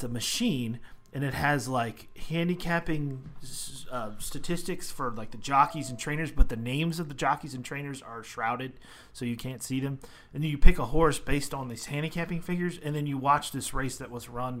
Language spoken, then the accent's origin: English; Maryland, United States; I grew up in Maryland